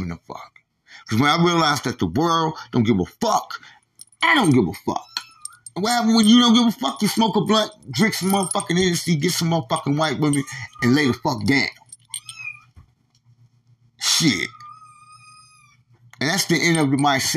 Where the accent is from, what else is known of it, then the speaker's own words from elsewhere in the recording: New York, United States; moved away; I'm from New York.